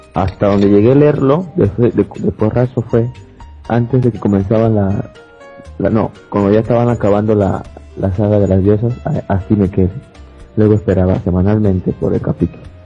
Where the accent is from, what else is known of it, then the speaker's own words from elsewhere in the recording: Lima, Peru; soy de Perú, Lima, Perú.